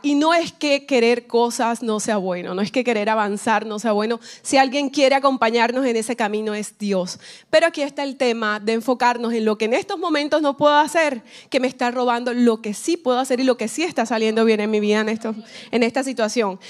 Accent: Colombia; now in Miami, United States; vivo aquí en Miami, pero soy colombiana

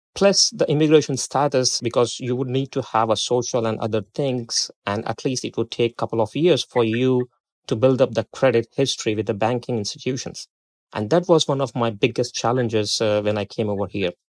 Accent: India; moved away as an adult; also born or lived in Democratic Republic of Congo; now in Arkansas, United States; I was born in India and, uh, I completed my graduation with a major in accounting and taxation. And I did my post-graduation in India

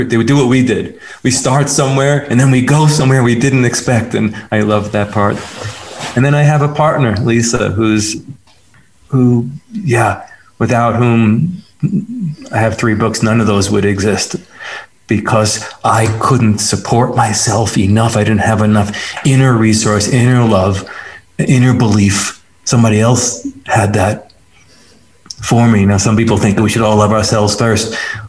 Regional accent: New York, United States; I grew up in New York in a cement jungle, I call it.

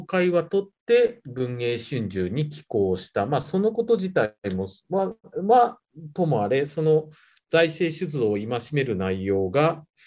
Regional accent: Nagano, Japan; born or raised there; moved away as an adult; also born or lived in Kyoto / Nagoya

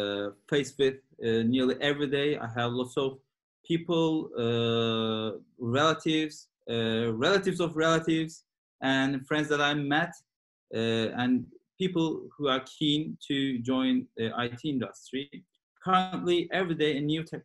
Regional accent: Turkey; now in London, United Kingdom; I live in London and I'm originally from Turkey.

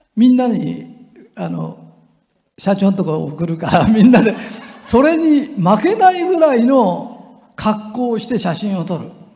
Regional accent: Japan; 俺が日本人だと分かると

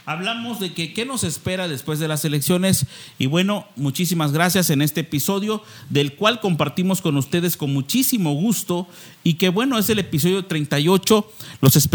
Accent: Cintalapa, Chiapas, Mexico; somos de Cintalapa todos nos vemos a ratito

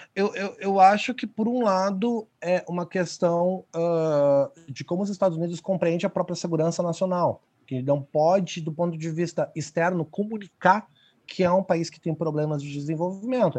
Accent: Brazil; nós que somos brasileiros

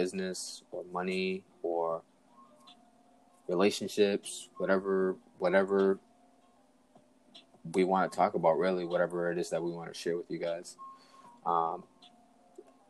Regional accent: Boston, Massachusetts, United States; I'm from Boston, Mass.

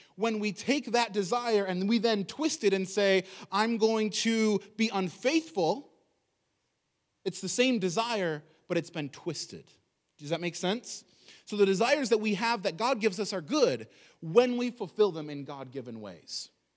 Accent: United States; I'm an American

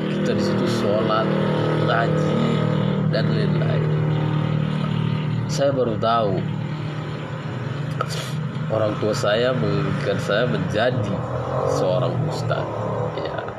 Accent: Gunung Tua, North Sumatra, Indonesia; Saya berasal dari Sumatera Utara Medan ya Tepatnya di bagian Tapanuli Selatan Yaitu di Gunung Tua

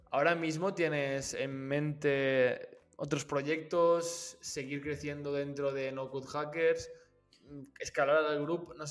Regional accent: Valencia, Valencian Community, Spain; ya que estoy aquí … eh, soy de Valencia y también podemos quedar y conocernos

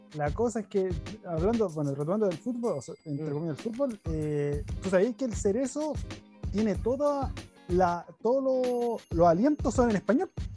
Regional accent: Chile; accent: chileno; now in Japan; ya hablo como chileno

